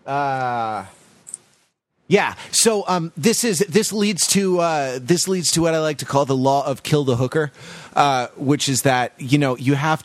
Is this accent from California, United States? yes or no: yes; Santa Monica, California, United States; Santa Monica, California, my hometown